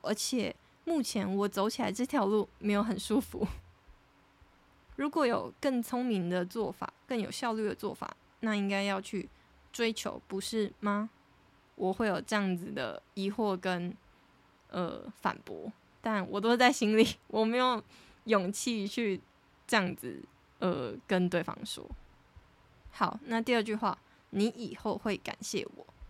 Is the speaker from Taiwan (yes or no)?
yes; Taiwan; moved away as an adult; now in United Kingdom; 我真的是一个土生土长的台湾人